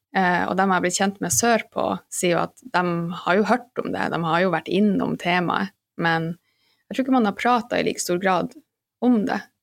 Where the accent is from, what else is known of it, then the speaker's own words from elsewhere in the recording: Alta, Finnmark, Norway; moved away as an adult; also born or lived in London; now in Oslo, Norway; jeg er født og oppvokst i Alta